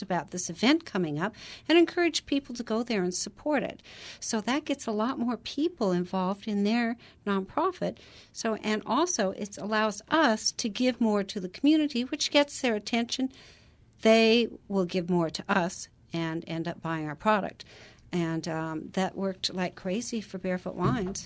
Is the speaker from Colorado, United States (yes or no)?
no; Portland, Oregon, United States; I grew up in Portland, Oregon.